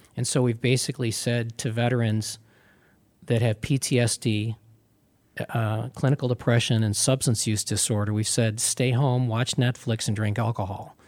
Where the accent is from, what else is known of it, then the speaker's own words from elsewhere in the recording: Pittsford, New York, United States; upstate New York and at Pittsford, Pittsford, Mendon